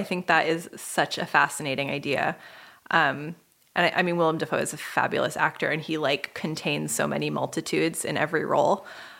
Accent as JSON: {"language": "English", "town": "Boston", "region": "Massachusetts", "country": "United States", "said": "As a Bostonian"}